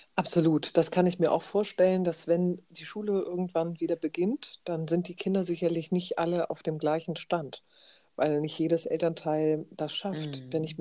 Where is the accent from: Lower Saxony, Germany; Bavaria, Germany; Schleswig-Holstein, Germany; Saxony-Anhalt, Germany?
Schleswig-Holstein, Germany; hier bei uns in Schleswig-Holstein